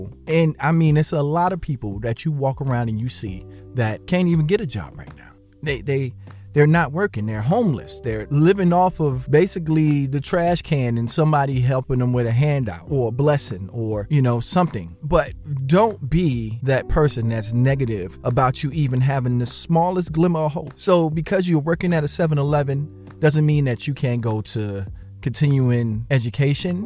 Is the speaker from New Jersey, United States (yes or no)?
yes; Jersey City, New Jersey, United States; my childhood growing up in Jersey City